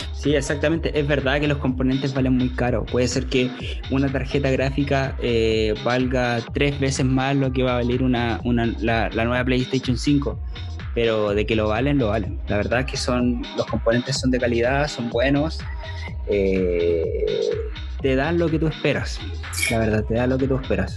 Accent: Chile; acá en Chile

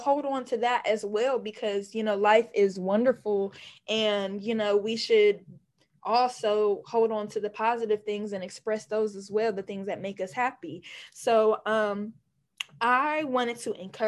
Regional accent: Columbus, Ohio, United States; I was born and raised in Columbus, Ohio.

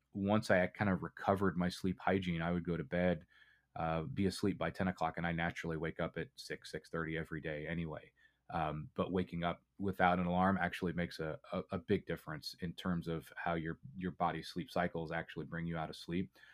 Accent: Indiana, United States; I grew up in Indiana, and kind of the, the culture here is very meat and potatoes

